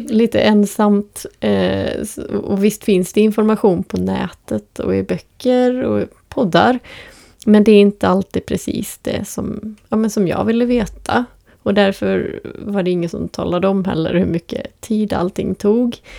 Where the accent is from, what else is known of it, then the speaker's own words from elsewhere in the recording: Borås, Västra Götaland, Sweden; now in Västerås, Sweden; jag är uppvuxen utanför Borås